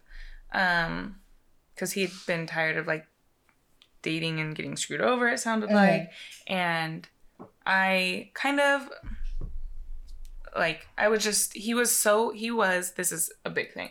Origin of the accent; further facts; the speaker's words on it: North Idaho, United States; now in Austin, United States; growing up in North Idaho, kind of smaller town